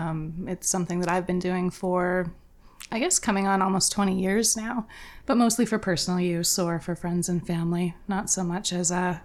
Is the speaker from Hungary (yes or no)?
no; Alberta, Canada; moved away as an adult; also born or lived in Calgary; now in Muskoka, Canada; I grew up in Alberta, and so most recently in Calgary. We moved here looking for something different. We had lived in Calgary for a long time.